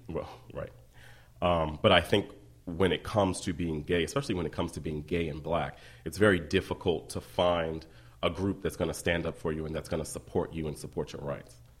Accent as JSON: {"language": "English", "town": "Columbia", "region": "Maryland", "country": "United States", "also_born_or_lived": "Baltimore", "moved": "as an adult", "said": "I'm from Columbia, Maryland"}